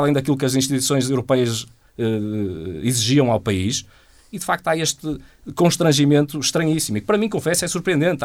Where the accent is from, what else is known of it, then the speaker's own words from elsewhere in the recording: Portugal; nós, enquanto portugueses